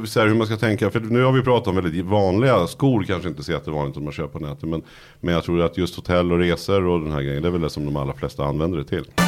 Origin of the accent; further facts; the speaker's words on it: Nyköping, Södermanland, Sweden; moved away as an adult; now in Stockholm, Sweden; jag var från Nyköping